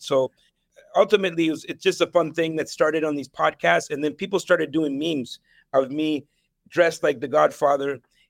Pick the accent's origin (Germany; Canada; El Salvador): El Salvador; born there; moved away; I was born in El Salvador, mm-hmm, in the 70s. And during that time, there was a civil war. I was actually in two different civil wars in Latin America.